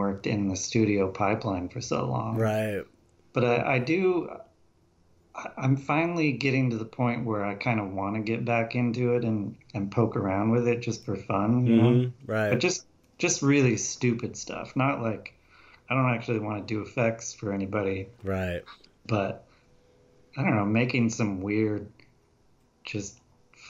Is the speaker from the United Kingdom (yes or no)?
no; Spokane, Washington, United States; moved away as an adult; also born or lived in Antioch, California / Los Angeles / San Francisco / Portland; I grew up in Antioch till I was 10, and then moved to Spokane, Washington, and then just hung out there